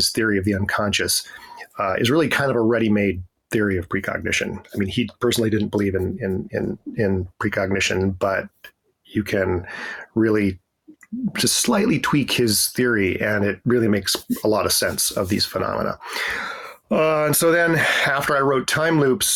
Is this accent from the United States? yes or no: yes; foothills outside of Denver, Colorado, United States; moved away as an adult; also born or lived in Atlanta, Georgia; now in Washington, D.C., United States; I grew up in Colorado in the United States, in the foothills outside of Denver